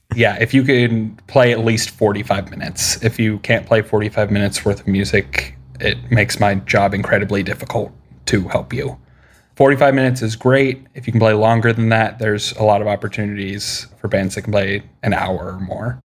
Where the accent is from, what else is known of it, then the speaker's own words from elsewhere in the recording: Midwest, United States; I'm from the Midwest